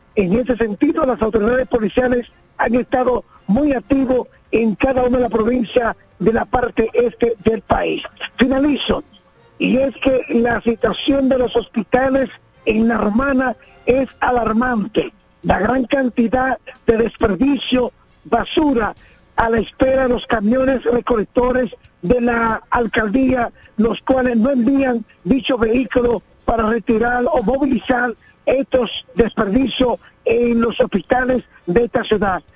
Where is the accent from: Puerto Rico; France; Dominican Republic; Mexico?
Dominican Republic; La Romana; moved away; contacto con mi provincia, La Romana